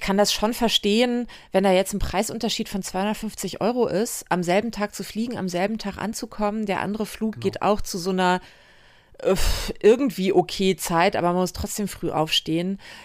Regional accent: western Germany, Germany; bin halt ein Kind des Westens

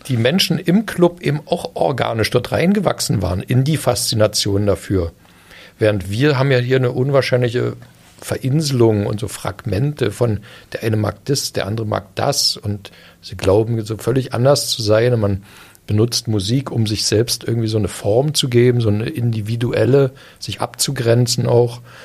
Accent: Eisenhüttenstadt, Brandenburg, Germany; ich bin ja in Eisenhüttenstadt groß geworden

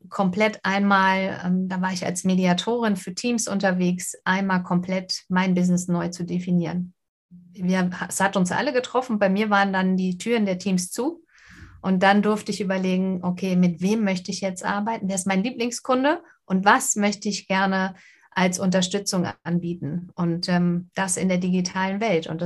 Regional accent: Winsen an der Luhe, Lower Saxony, Germany; Ich komme aus Winsen an der Luhe oben bei Hamburg

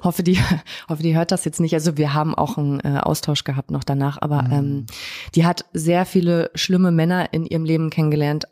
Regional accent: Zinnowitz, Mecklenburg-Vorpommern, Germany; moved away; als ich damals äh, weggezogen bin aus Mecklenburg-Vorpommern

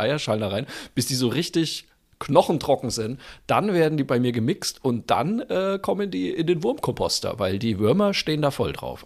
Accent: Bamberg, Bavaria, Germany; meine fränkische Heimat. Oh, Genauer gesagt, schön. na freilich, sogar in meine Geburtsstadt nach Bamberg.

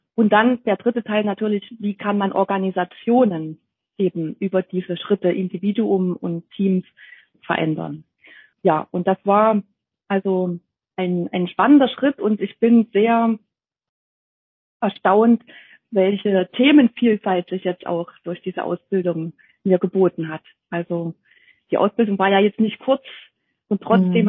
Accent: near Jena, Thuringia, Germany; moved away as an adult; now in Dresden, Germany; dass ich ursprünglich eigentlich aus Thüringen stamme. Ich bin äh, in der Nähe von Jena geboren und habe dort auch in Jena studiert

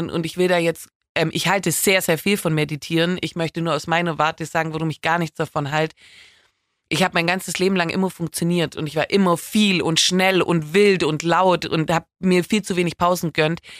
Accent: Baden-Württemberg, Germany; accent: Swabian; mein schauspielerisches Talent hat sich natürlich auch sehr in Grenzen gehalten wegen meinem schwäbischen Akzent.

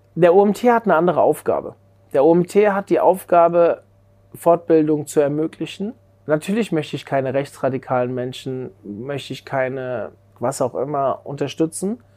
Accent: Frankfurt suburbs, Hesse, Germany; ich bin im Frankfurter Speckgürtel aufgewachsen

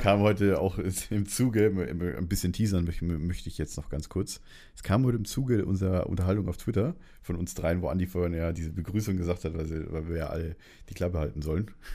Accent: Munich, Bavaria, Germany; ich komme aus München

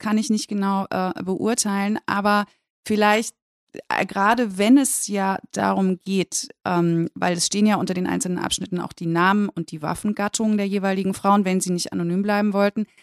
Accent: West Germany, Germany; aus meiner Warte als Westdeutsche

